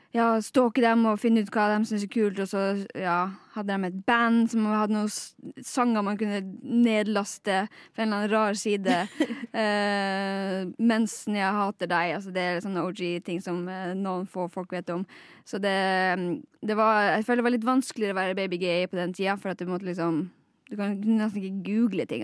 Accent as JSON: {"language": "Norwegian", "area": "Lakselv", "region": "Finnmark", "country": "Norway", "said": "jeg er fra Laksøy i Finnmark"}